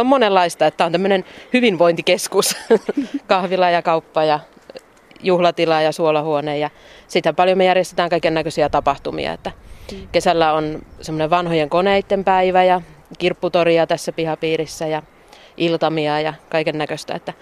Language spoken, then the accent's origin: Finnish; Tampere, Pirkanmaa, Finland; moved away as an adult; now in Taivalkoski, Finland; mäkin olen Tampereelta kotoisin niin, ja lähes koko elämäni kaupungissa asunut